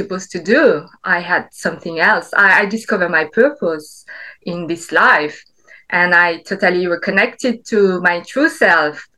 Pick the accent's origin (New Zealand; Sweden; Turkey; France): France; French Alps; I grew up in the French Alps. My dad is Vietnamese. My mom is French